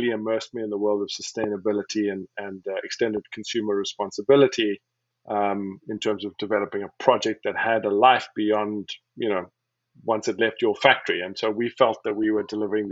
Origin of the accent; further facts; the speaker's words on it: Cape Town, Western Cape, South Africa; moved away as an adult; also born or lived in Wisconsin, United States; now in Portland, United States; I'm originally from Cape Town, South Africa